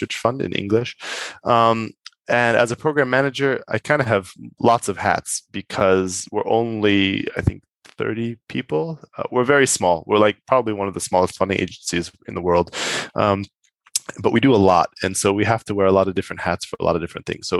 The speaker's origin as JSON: {"language": "English", "country": "United States", "moved": "as an adult", "lives_now": "Europe", "said": "being American"}